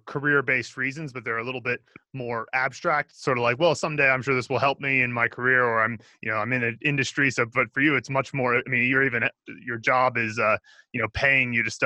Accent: Philadelphia, Pennsylvania, United States; I grew up in the Philadelphia area

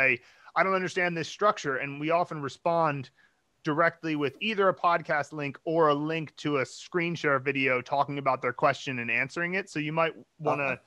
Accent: United States; I'm from the States

